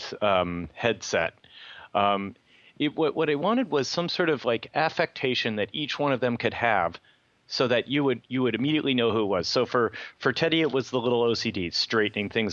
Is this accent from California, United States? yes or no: yes; Livermore, California, United States; both my dad and stepmother, both worked at Lawrence Livermore Lab, where I grew up in Livermore